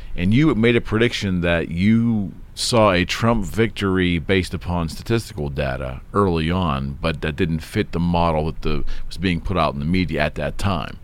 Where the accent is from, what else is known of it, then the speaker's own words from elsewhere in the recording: United States; as an American